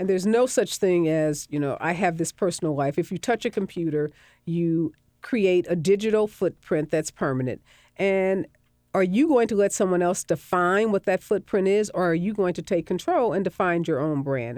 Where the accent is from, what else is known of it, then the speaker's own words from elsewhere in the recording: St. Louis, Missouri, United States; moved away; I worked in Saint Louis, which is my hometown